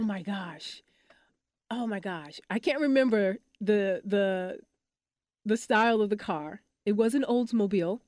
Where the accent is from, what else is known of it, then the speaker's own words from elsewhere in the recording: Detroit, Michigan, United States; also born or lived in Los Angeles; now in Dallas, United States; I'm from Detroit, Michigan